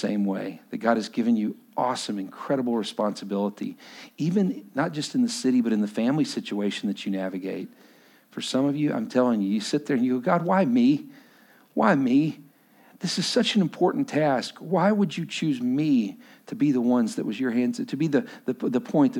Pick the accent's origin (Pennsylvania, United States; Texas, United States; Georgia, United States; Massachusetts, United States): Texas, United States; Lubbock; moved away as an adult; now in Washington, United States; Lubbock, Texas originally, but now we live here in Washington